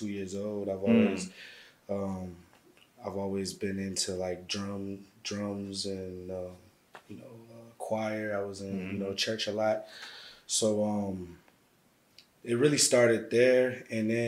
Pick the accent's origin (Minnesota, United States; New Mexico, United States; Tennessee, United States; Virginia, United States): Minnesota, United States; St. Paul; also born or lived in Little Rock, Arkansas; I was born in Little Rock, Arkansas. Moved to St. Paul, Minnesota when I was young, and pretty much grew up there.